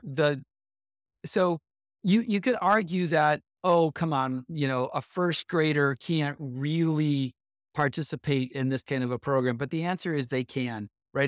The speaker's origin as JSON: {"language": "English", "town": "Buffalo", "region": "New York", "country": "United States", "tie": "born or raised there", "also_born_or_lived": "Detroit, Michigan / Dallas, Texas / Bay Area, California", "moved": "yes", "lives_now": "Sunnyvale, United States", "said": "I grew up outside of Buffalo, New York"}